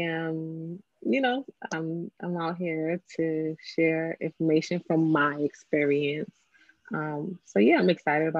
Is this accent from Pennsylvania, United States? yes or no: no; New York City, New York, United States; I'm from the Bronx.